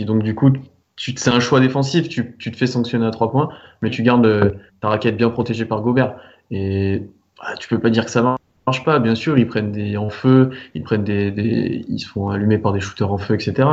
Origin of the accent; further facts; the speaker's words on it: France; on est français aussi